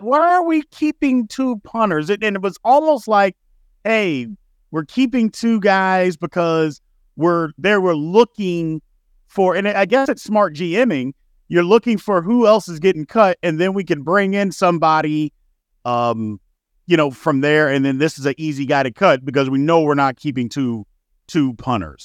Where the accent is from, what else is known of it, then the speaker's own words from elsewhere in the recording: Indiana, United States; moved away; also born or lived in Louisville, Kentucky; I'm from Indiana, so a lot of my friends from back home are Colts fans